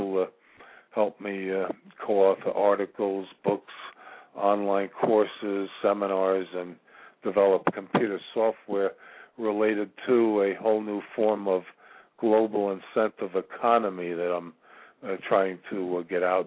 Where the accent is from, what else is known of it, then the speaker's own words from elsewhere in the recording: New York, United States; I'm originally from New York